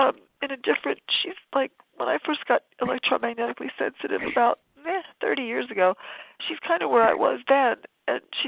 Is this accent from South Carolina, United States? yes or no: no; Northern California, United States; I'm from Northern California